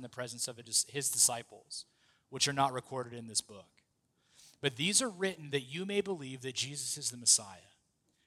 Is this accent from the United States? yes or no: yes; United States; being an American